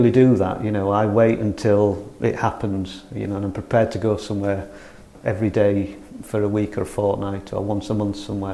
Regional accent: North Riding of Yorkshire, Yorkshire and the Humber, United Kingdom; moved away as an adult; now in Holmfirth, United Kingdom; I'm from the North Riding of Yorkshire, North Yorkshire Moors. When I came down to West Yorkshire 20 years ago

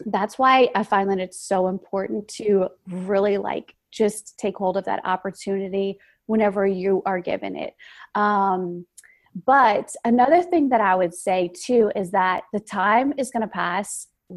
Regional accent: Louisiana, United States; I'm from the South, from Louisiana

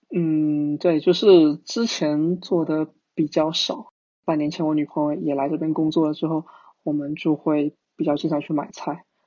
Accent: Fujian, China; moved away as an adult; now in Singapore; 因为我是福建人嘛

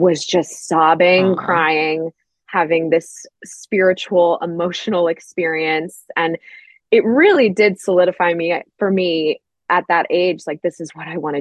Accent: Milton, Georgia, United States; I grew up in Milton, Georgia. It's outside of Atlanta, about 30 minutes north of Atlanta. Born and raised there.

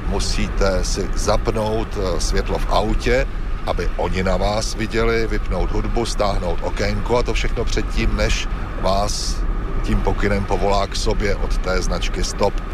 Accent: Czechia; když jsem mu řekl, že jsem z Čech a že jsem novinář

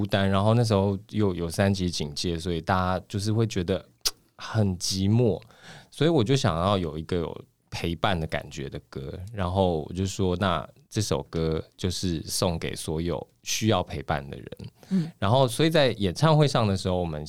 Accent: Kaohsiung, Taiwan; 啊，高雄我是高雄人嘛，

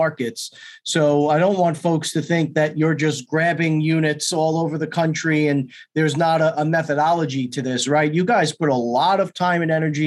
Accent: New York, United States; I'm from New York

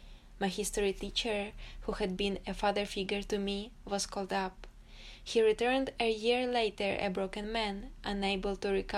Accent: Ukraine; moved away as an adult; now in United Kingdom; I became one of the 80,000 Ukrainian refugees who have settled in Britain.

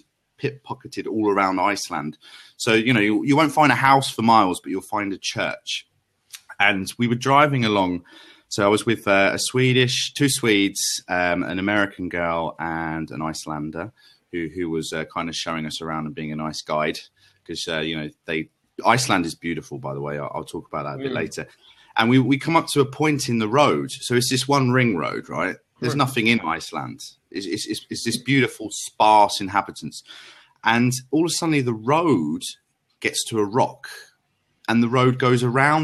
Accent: London, United Kingdom; I'm from London.

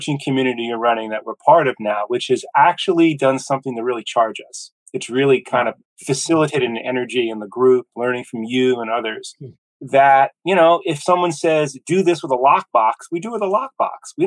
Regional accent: United States; now in Augusta, United States; I'm from the New York, New Jersey area and came down here to Augusta decades ago

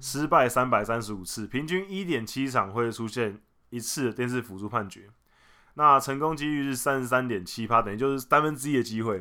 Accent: Taiwan; 我们台湾人

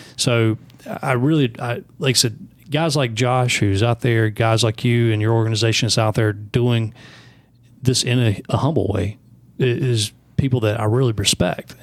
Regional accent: the South, United States; I grew up here in the South

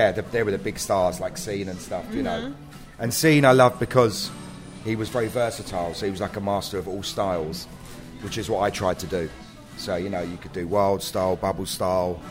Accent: London, United Kingdom; I'm from South London, so I have got a bit of a twang

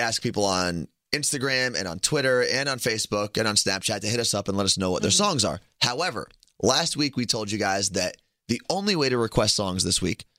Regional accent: New Jersey, United States; we're both from Jersey.

